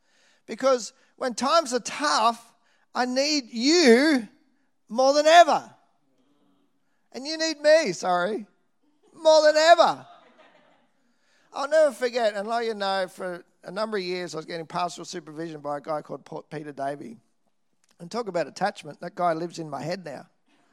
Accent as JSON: {"language": "English", "town": "Nambour", "region": "Queensland", "country": "Australia", "tie": "born or raised there", "said": "Whether it's the church I grew up in Nambour, Salvation Army, and the love and encouragement I received there, whether it's the church I went to when I moved to Brisbane, North Brisbane Salvation Army"}